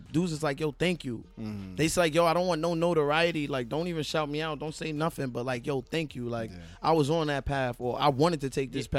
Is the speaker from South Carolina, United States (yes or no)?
no; New York City, New York, United States; I'm from Fort Greene.